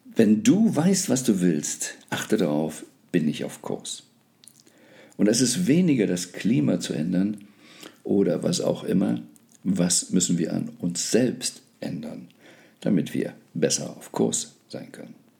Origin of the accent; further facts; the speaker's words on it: Germany; ich bin gebürtiger Deutscher